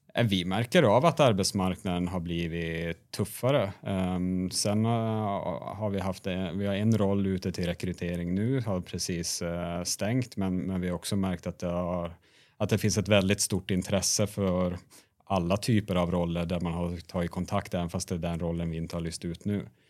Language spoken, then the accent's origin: Swedish; Sweden; moved away as an adult; also born or lived in Norway; now in Oslo, Norway; Ni hör att jag är svensk